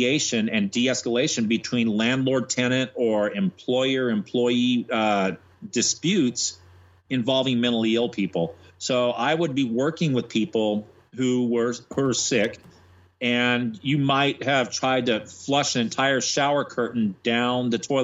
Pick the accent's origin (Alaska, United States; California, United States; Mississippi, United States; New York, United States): California, United States; Monterey; moved away as an adult; now in Atlanta, United States; I went to San Jose State in California, where I'm from Monterey.